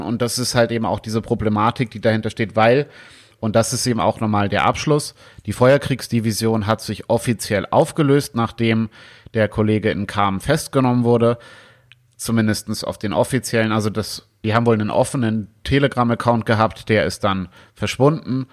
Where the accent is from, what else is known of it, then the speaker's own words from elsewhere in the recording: Germany; bei uns in Deutschland